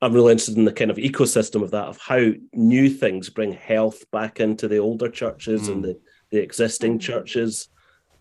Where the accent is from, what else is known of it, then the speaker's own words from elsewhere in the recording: Glasgow, Scotland, United Kingdom; moved away as an adult; also born or lived in Morningside, Edinburgh; now in Edinburgh, United Kingdom; despite living in Morningside now, I grew up in Glasgow